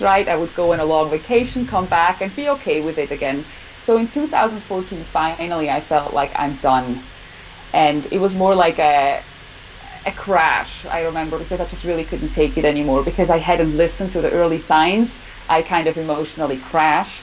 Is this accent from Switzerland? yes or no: yes; Switzerland; also born or lived in Southern California, United States; now in California, United States; I am from Switzerland, like Ronja, and now, right now, I live in California